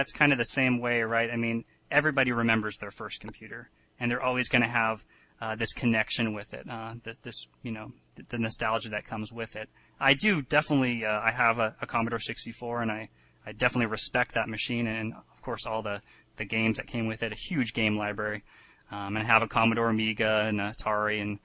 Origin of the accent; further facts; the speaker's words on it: Garden Valley, California, United States; now in San Diego, United States; I grew up in the Sierra foothills in a place called Garden Valley, population of like 500 or something at the time.